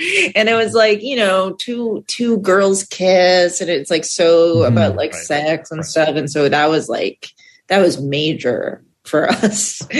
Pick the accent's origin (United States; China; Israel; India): United States; Milton, Massachusetts; I was I was outside of Boston in a suburb called Milton, Massachusetts.